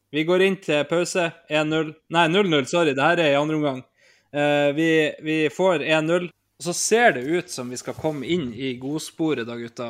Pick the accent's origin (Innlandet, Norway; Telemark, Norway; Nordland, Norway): Nordland, Norway; an island in; er jo jeg fra ei øy ute i Nordland